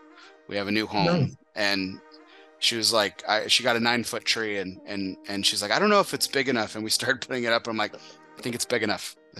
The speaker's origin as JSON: {"language": "English", "town": "El Paso", "region": "Texas", "country": "United States", "tie": "born or raised there", "also_born_or_lived": "DFW area, Texas", "moved": "yes", "lives_now": "Dallas-Fort Worth area, United States", "said": "I'm from El Paso, Texas"}